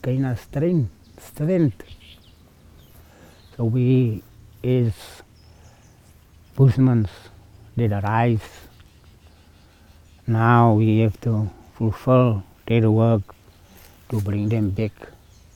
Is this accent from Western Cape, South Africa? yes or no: yes; Citrusdal, Western Cape, South Africa; from Citrusdal. I'm a bushman.